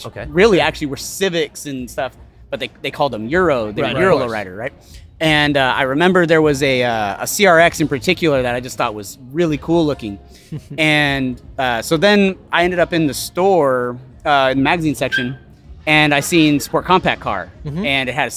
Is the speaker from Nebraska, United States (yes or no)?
no; Spokane, Washington, United States; I'm from Spokane, Washington